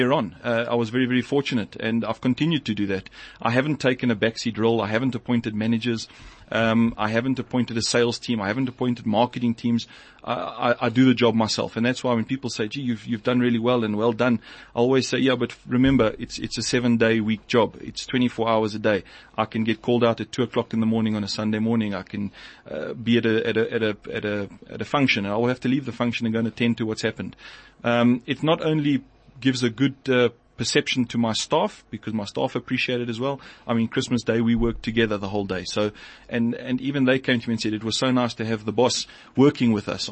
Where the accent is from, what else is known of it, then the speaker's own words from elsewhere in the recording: Johannesburg, Gauteng, South Africa; I grew up in the Northcliffe area. I've been there my whole life